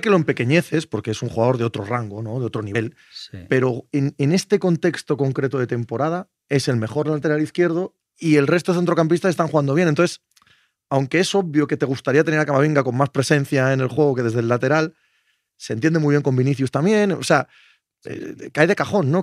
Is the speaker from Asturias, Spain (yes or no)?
yes; Cangas de Narcea, Asturias, Spain; moved away; en mi pueblo, Cangas de Narcea